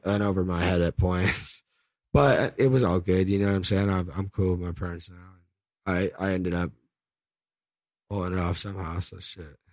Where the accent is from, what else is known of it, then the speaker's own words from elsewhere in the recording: El Cerrito, California, United States; I'm actually from El Cerrito, California.